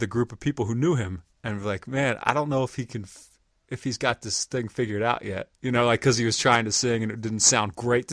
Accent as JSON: {"language": "English", "town": "York", "region": "Pennsylvania", "country": "United States", "tie": "born or raised there", "also_born_or_lived": "Baltimore", "moved": "yes", "said": "I grew up in York, Pennsylvania"}